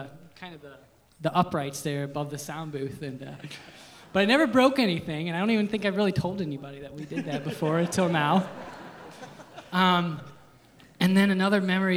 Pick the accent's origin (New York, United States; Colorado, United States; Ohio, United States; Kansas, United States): Ohio, United States; Liberty Center; born and raised in Liberty Center